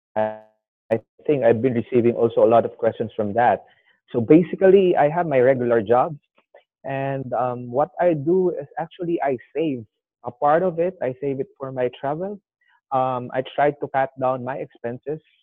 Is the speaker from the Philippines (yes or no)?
yes; Philippines; I'm 29, a Filipino traveler.